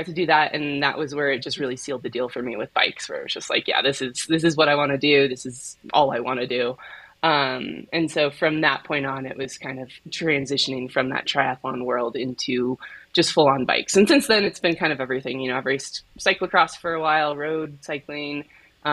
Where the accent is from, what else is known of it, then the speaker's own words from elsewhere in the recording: Colorado, United States; I grew up in Colorado, so I skied growing up